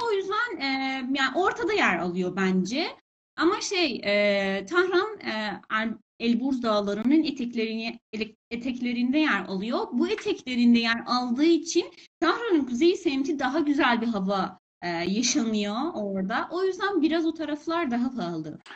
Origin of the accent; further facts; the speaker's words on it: Iran; Turkish is a second language; İran'da doğdum. İran'da yaşıyorum